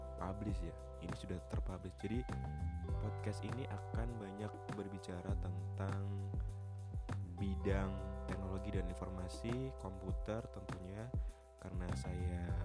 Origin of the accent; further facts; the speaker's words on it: Pati, Central Java, Indonesia; also born or lived in Semarang; saya lahir di Kota Pati, Jawa Tengah